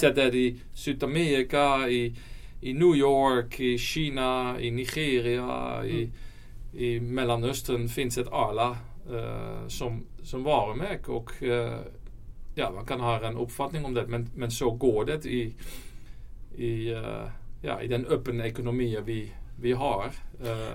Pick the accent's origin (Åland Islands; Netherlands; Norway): Netherlands; Swedish is a second language; now in Sweden; Jag, jag, kommer från Holland så min, mm. min svenska är inte alltid perfekt.